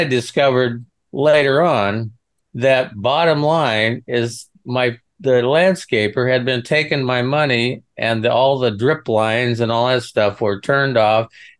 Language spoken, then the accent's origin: English; Nebraska, United States; Well, okay. I came from Nebraska. What is winter grass?